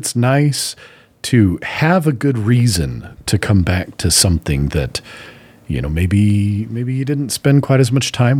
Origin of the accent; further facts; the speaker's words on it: Utah, United States; at least in northern Utah, where we grew up in the Mormon subculture community, somebody decided that it was of the devil, that it was satanic back in the 80s.